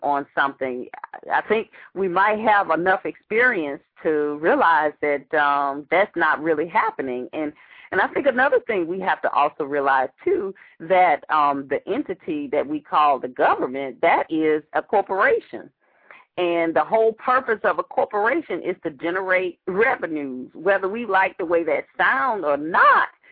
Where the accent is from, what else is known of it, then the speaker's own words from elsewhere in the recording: Atlanta, Georgia, United States; that's my hometown there.